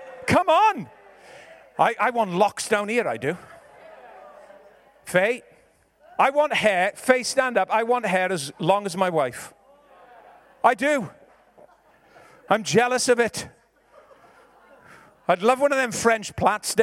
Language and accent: English; Ebbw Vale, Wales, United Kingdom; I'm from Ebervale. I'm a Valleys boy